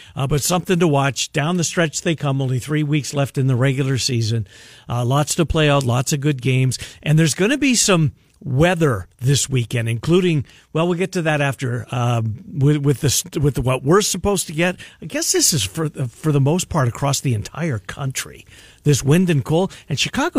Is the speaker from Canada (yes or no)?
yes; Canada; moved away; I'm from Canada. I don't care if I ever see another snowflake.